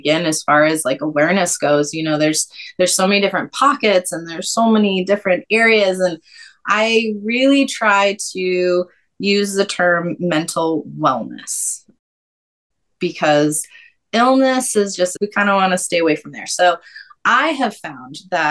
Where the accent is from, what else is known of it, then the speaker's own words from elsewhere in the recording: New Hampshire, United States; moved away as an adult; also born or lived in North Carolina / Georgia; born and raised in New Hampshire